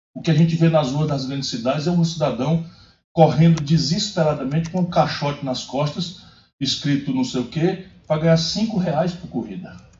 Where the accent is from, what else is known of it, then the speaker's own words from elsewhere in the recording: Ceará, Brazil; also born or lived in Pindamonhangaba, São Paulo; fui criado no Ceará, mas nasci, meu umbigo foi enterrado aqui no interior de São Paulo.